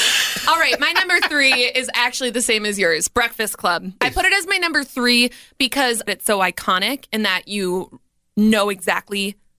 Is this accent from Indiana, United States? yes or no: no; Minnesota, United States; being Minnesotans.